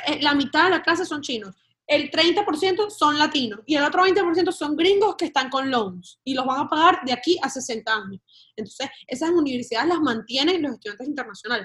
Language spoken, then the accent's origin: Spanish; Venezuela; also born or lived in Spain; now in United States; yo soy española y yo soy venezolana, yo estoy en este país como española